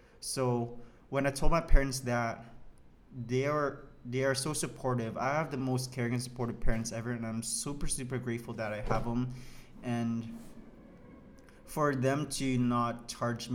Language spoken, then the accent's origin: English; Saskatchewan, Canada; moved away as an adult; now in Montreal, Canada; I'm from Saskatchewan, I'm not from here